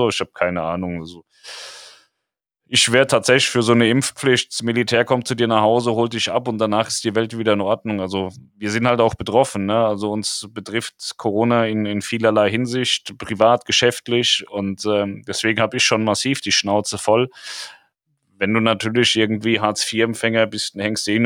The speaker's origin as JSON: {"language": "German", "country": "Poland", "said": "Ich komme aus Polen, wir wurden alle mit russischen Impfstoffen geimpft und wir leben immer noch, bin 53."}